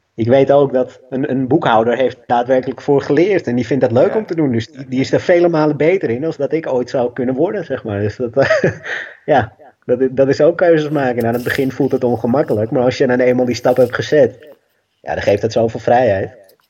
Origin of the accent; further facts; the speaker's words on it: Amstelveen, North Holland, Netherlands; ik ben enig kind, opgegroeid in Amstelveen